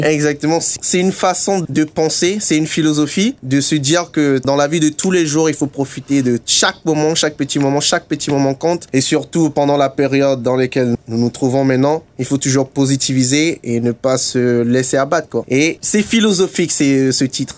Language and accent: French; Togo; also born or lived in Germany; now in Luxembourg; je suis togolais